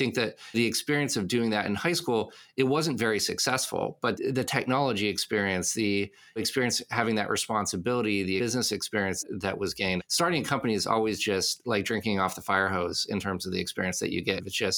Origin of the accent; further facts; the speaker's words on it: Casablanca, Casablanca-Settat, Morocco; moved away as an adult; also born or lived in Paris, France; now in United States; I was born in Paris. When I was 7 years old, our family moved to Casablanca, Morocco, and I lived there until I was 18.